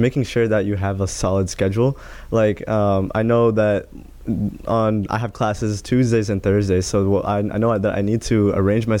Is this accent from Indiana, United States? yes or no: yes; Greenwood, Indiana, United States; also born or lived in San Francisco, California; we moved here back in 07 in Greenwood. So now I'm here in Indiana. That's where I grew up